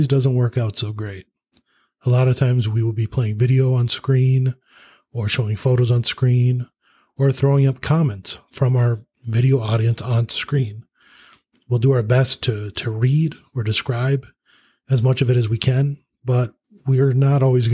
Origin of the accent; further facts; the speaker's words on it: Minnesota, United States; I'm just a desk jockey from Minnesota, which I suppose you will hear my accent too.